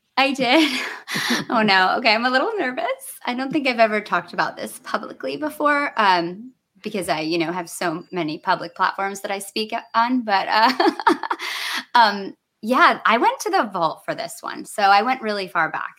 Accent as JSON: {"language": "English", "region": "Michigan", "country": "United States", "tie": "born or raised there", "said": "I grew up in Michigan"}